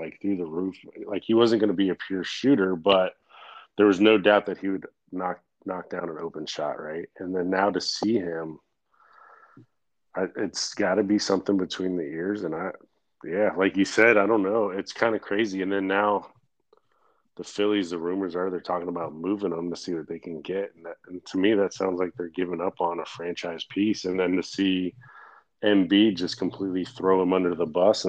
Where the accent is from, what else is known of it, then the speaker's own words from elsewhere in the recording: Florida, United States; moved away as an adult; also born or lived in New York; so I grew up in Florida, and when I grew up in Florida